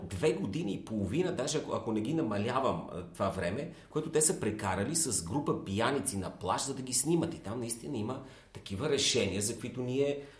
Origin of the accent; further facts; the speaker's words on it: Bulgaria; Аз като българин